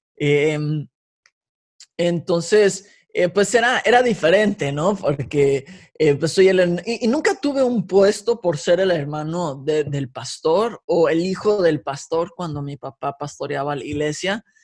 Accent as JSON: {"language": "Spanish", "town": "Guadalajara", "region": "Jalisco", "country": "Mexico", "tie": "born or raised there", "also_born_or_lived": "California", "said": "nací en California, me crié en la bella metrópoli de Guadalajara"}